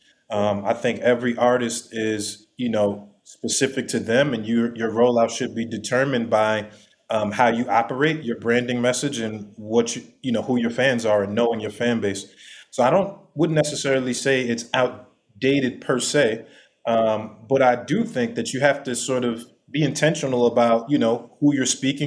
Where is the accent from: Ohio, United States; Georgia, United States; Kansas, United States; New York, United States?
New York, United States; New York City; I'm from New York City. I'm a New York City kid